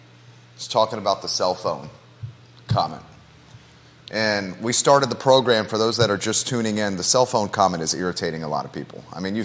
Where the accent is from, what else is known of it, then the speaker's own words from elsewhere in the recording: Naples, Florida, United States; now in Charlottesville, United States; when I was growing up in Naples, Florida